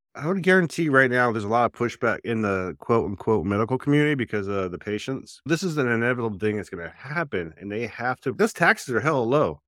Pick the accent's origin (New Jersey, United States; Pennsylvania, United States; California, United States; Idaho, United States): New Jersey, United States; when I was growing up in Jersey